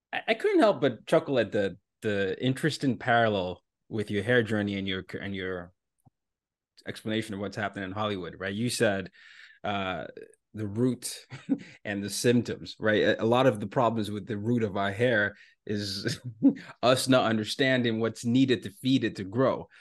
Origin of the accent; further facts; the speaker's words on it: Nigeria; moved away; I'm from Nigeria